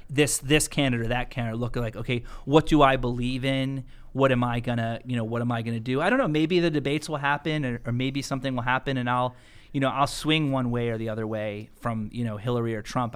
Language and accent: English; United States; I'm an American, man, and I'm a proud American. You know, my father came here from Puerto Rico